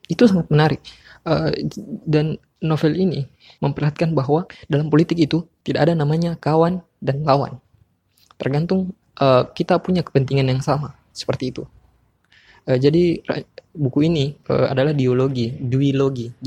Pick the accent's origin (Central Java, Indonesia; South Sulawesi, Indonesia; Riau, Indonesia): South Sulawesi, Indonesia; Makassar; saya dari Makassar.